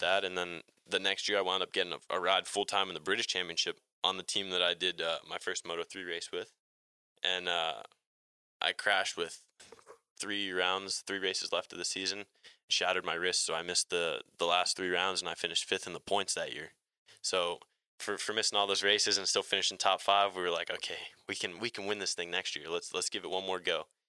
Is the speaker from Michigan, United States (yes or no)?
no; New Jersey, United States; I'm in Atlanta right now and, and I'm from New Jersey